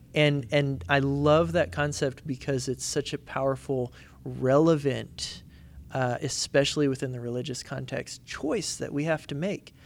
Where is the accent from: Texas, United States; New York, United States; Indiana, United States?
Indiana, United States; where I grew up in Indiana